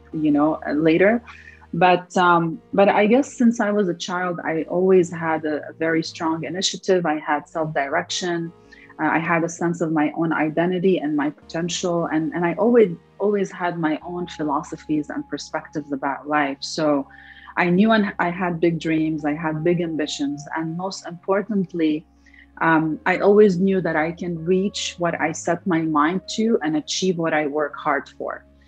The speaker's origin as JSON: {"language": "English", "country": "Lebanon", "also_born_or_lived": "Detroit, United States / California, United States", "moved": "as an adult", "lives_now": "United States", "said": "I'm originally from Lebanon, so I came from from Lebanon all the way to Detroit"}